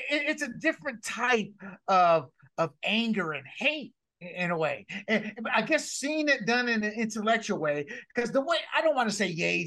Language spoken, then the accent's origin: English; the South, United States; growing up in the South and coming from a mixed family